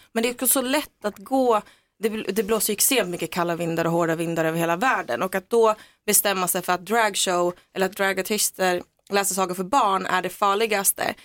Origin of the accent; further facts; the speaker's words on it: Söderhamn, Gävleborg County, Sweden; i Söderhamn där jag kommer ifrån